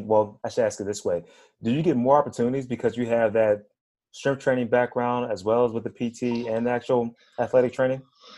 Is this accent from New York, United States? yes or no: no; Pittsburgh, Pennsylvania, United States; I'm from Pittsburgh, man.